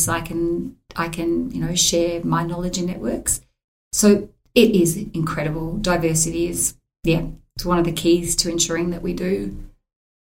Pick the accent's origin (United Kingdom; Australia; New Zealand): Australia; Queensland; growing up in Queensland